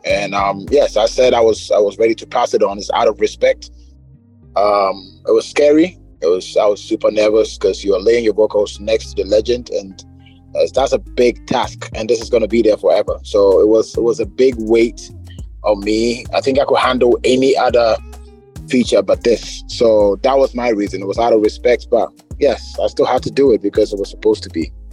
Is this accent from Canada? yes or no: no; Ghana; as a Ghanaian